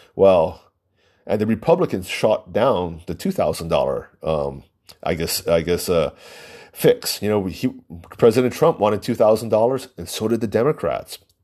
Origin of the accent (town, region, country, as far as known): United States